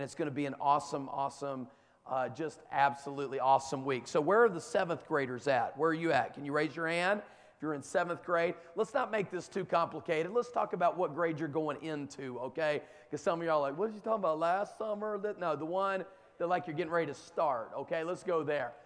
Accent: the South, United States; where I come from, down in the South

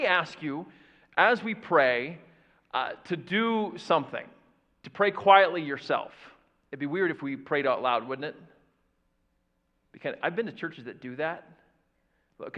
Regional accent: Florida, United States; now in Indiana, United States; I grew up in Florida

